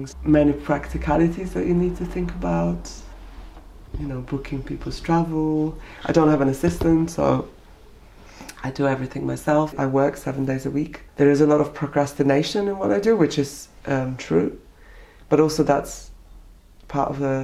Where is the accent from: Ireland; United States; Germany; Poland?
Poland; now in United Kingdom; not being recognised at home as a Polish artist